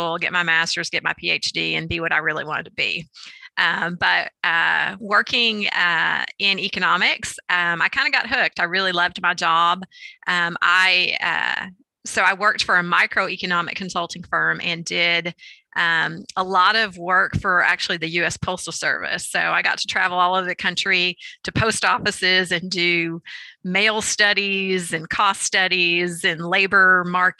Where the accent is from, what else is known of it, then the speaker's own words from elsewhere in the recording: Arkansas, United States; moved away as an adult; also born or lived in Madison, Wisconsin; I grew up in Arkansas, so I was in state